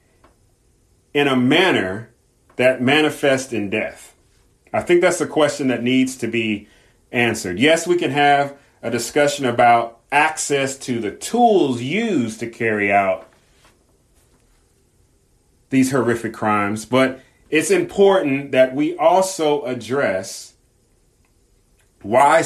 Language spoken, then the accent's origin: English; Southern California, United States; I grew up in Southern California